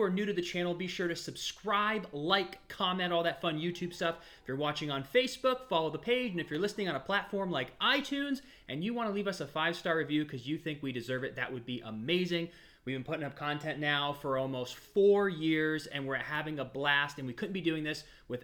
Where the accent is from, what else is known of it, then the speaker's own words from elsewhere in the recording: Ohio, United States; also born or lived in California; now in Orlando, United States; I grew up in Ohio